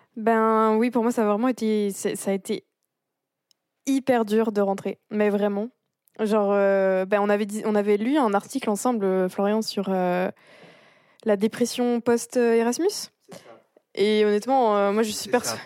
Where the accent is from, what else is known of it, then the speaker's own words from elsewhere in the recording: France; moved away as an adult; also born or lived in Montreal, Canada / Switzerland; en tant que Française